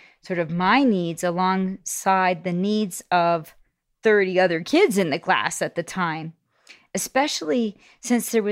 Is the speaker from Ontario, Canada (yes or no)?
yes; Toronto, Ontario, Canada; I grew up in Scarborough, Ontario, on this great street called Coxworth Crescent